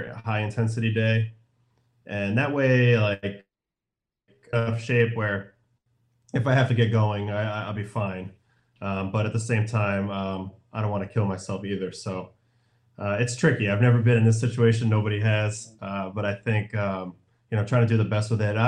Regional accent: New York, United States; I'm from New York

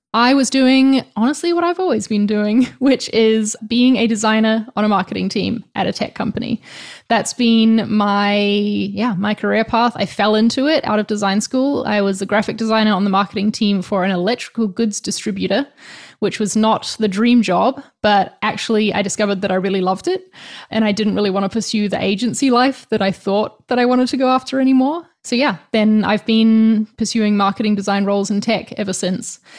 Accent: New Zealand; now in Spain

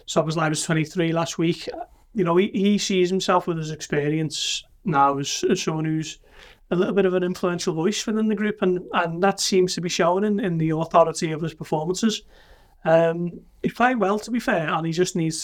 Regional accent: Liverpool, North West England, United Kingdom; he knew I was from Liverpool

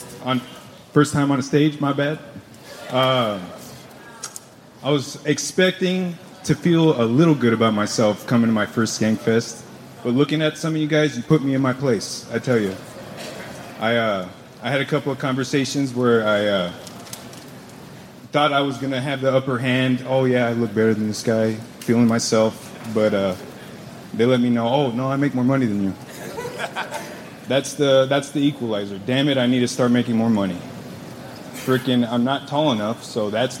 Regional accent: La Puente, California, United States; La Puente, California. That's L.A. County.

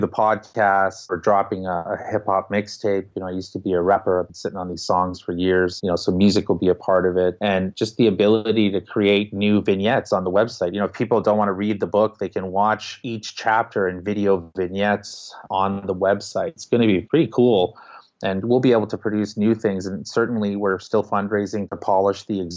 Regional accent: Winnipeg, Manitoba, Canada; the things that I went through at their ages growing up in Winnipeg

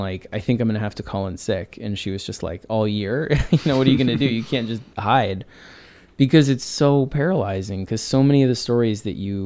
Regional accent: New York, United States; growing up in New York in the 80s

